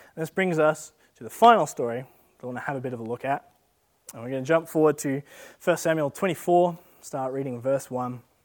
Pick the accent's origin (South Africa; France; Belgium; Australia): Australia